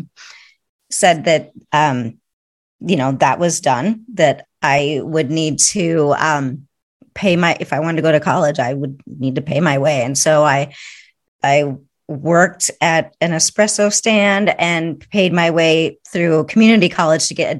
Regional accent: Marysville, Washington, United States; moved away; also born or lived in Seattle, Washington; I was born in Seattle, Washington. And yep. grew up in Marysville, Washington, which was a small town about 50 minutes north of Seattle

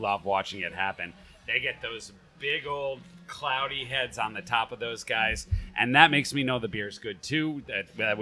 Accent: United States; I'm an American who grew up in the craft beer movement

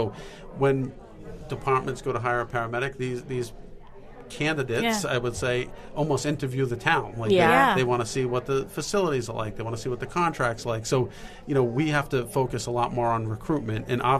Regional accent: Fall River, Massachusetts, United States; I am from Fall River, Massachusetts.

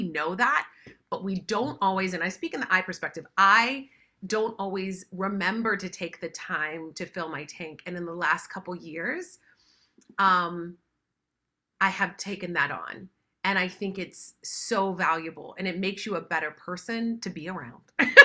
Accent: West Virginia, United States; now in Los Angeles, United States; I grew up in West Virginia in the mountains

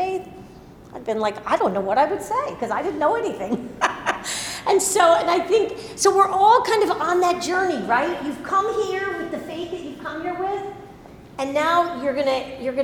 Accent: New Jersey, United States; moved away; We were confirmed like in seventh grade when I grew up in New Jersey

